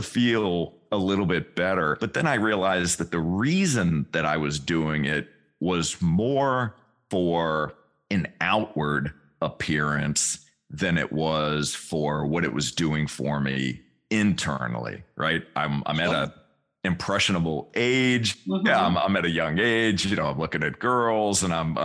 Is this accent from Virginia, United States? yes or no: yes; Richmond, Virginia, United States; I grew up in Richmond, Virginia, central part of the state